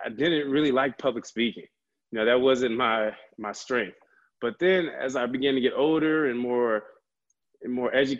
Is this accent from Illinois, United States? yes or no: yes; Chicago, Illinois, United States; also born or lived in Urbana-Champaign, Illinois / Madison, Wisconsin / Milwaukee, Wisconsin; I'm originally from the Chicagoland area.